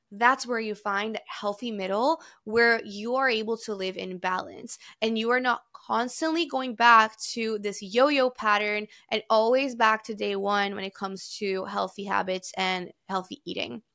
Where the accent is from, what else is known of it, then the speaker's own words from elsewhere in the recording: Brazil; now in New York, United States; I grew up in Brazil